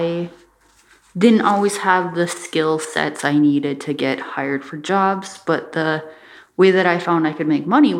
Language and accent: English; Bois Forte Band of Ojibwe, Minnesota, United States; now in Duluth, United States; I'm from the Boy Sport Band of Ojibwe, and I'm I'm an Ojibwe two-spirit creative artist living in Duluth, Minnesota